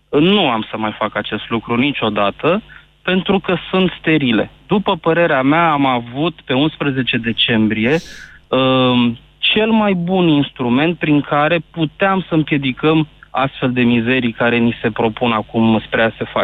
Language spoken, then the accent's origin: Romanian; Constanța, Constanța County, Romania; Nu, sunt din Constanța.